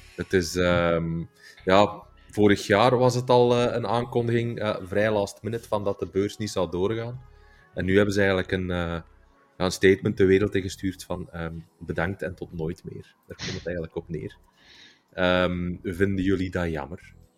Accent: Belgium

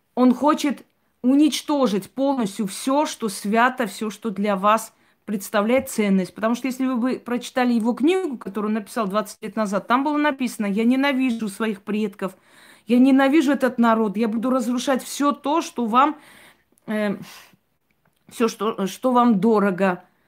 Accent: Armenia; как армянка

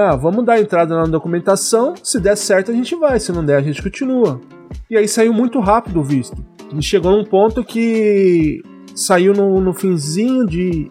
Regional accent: Jacareí, São Paulo, Brazil; moved away as an adult; eu sou de Jacareí, interior

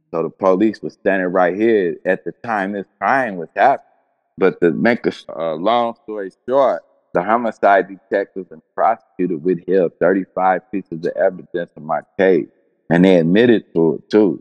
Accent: Cincinnati, Ohio, United States; I grew up in Cincinnati

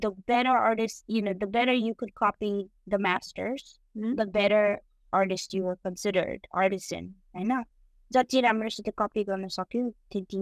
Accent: Kathmandu, Bagmati, Nepal; now in Boston, United States; When I was growing up in Nepal

